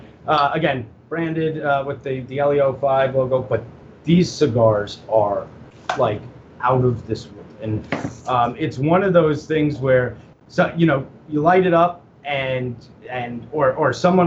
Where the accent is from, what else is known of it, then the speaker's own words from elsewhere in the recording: Orlando, Florida, United States; now in Tampa, United States; And, you know, I was from Orlando. I'm in Tampa, and I literally drove over there